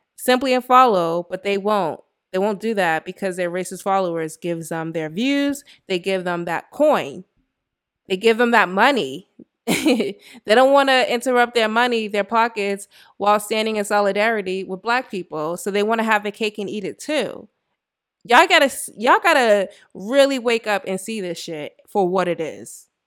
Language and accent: English; United States